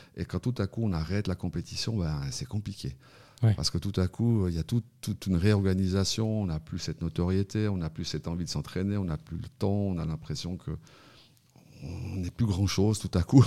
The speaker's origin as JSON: {"language": "French", "region": "Fribourg", "country": "Switzerland", "said": "je suis fribourgeois"}